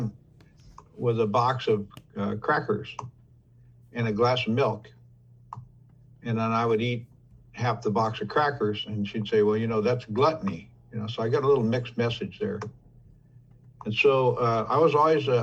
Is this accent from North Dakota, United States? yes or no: no; Oakland, California, United States; I was born in Oak Knoll Hospital in Oakland, California